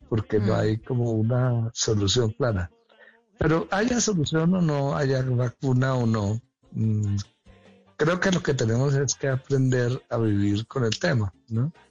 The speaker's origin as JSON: {"language": "Spanish", "region": "Caribbean coast", "country": "Colombia", "said": "sí, dímelo a mí que soy costeño."}